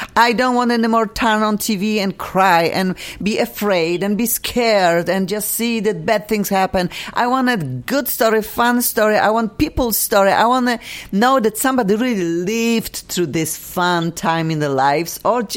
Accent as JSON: {"language": "English", "country": "Poland", "tie": "born or raised there", "second_language": "English", "moved": "as an adult", "lives_now": "United States", "said": "I have real past when it comes to entertainment business in my country, and I'm a singer, songwriter"}